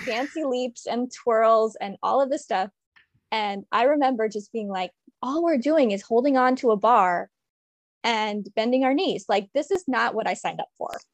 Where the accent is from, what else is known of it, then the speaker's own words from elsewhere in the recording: DC/Baltimore area, Maryland, United States; also born or lived in Washington, D.C.; I'm from Maryland, and from the D C, Baltimore area, I went to school in Baltimore.